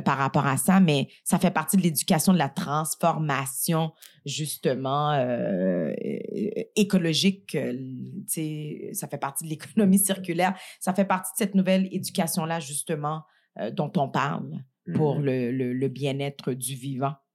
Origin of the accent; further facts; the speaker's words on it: Montreal, Quebec, Canada; moi, je suis née à Montréal, mais j'ai quand même grandi dans le quartier Saint-Michel, Montréal-Nord